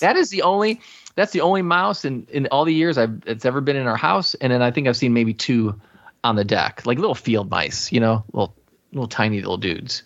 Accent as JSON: {"language": "English", "town": "Chicago", "region": "Illinois", "country": "United States", "tie": "born or raised there", "said": "I was born and raised in the Chicago area"}